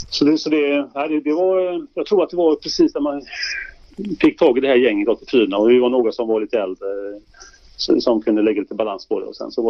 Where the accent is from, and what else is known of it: Sweden